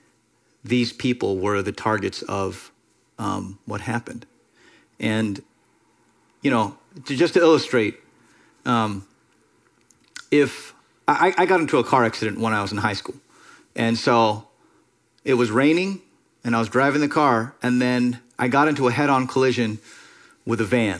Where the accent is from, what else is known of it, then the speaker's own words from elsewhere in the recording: Miami, Florida, United States; so many people I grew up with in Miami